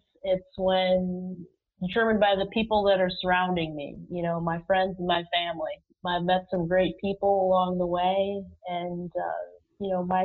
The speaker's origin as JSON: {"language": "English", "town": "Rochester", "region": "New York", "country": "United States", "tie": "born or raised there", "said": "I was born in Rochester, New York"}